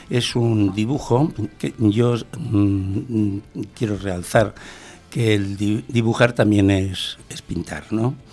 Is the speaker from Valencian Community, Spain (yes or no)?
no; Bilbao, Basque Country, Spain; born there; Nací en Bilbao.